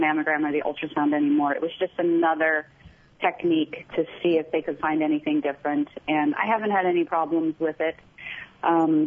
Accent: Mays Landing, New Jersey, United States; I grew up in New Jersey, in South Jersey, a little town called Maze Landing

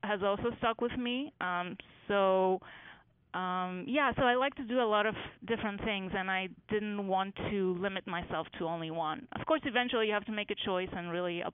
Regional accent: Greece; moved away as an adult; now in United States; when I was growing up in Greece

